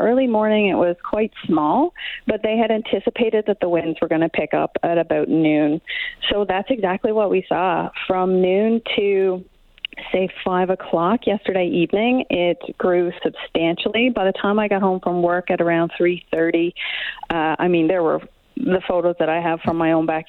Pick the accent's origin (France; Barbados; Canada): Canada; East Coast; now in West Kelowna, Canada; I'm from the East Coast